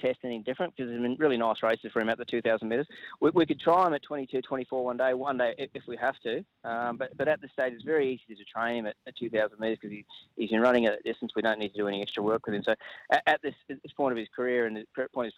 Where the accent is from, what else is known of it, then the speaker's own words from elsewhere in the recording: Ballarat, Victoria, Australia; it's still my hometown.